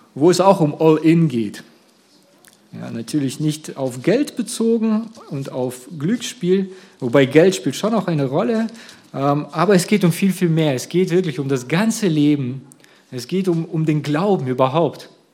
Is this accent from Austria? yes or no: no; Russia; now in Germany; ursprünglich meine Kindheit habe ich in Russland verbracht